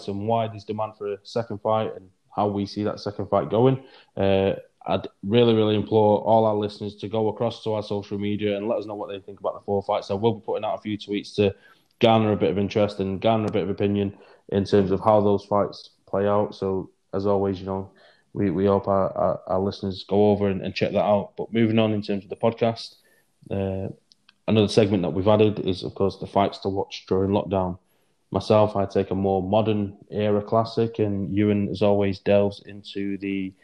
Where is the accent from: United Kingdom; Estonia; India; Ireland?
United Kingdom; Manchester, North West England; my hometown of Manchester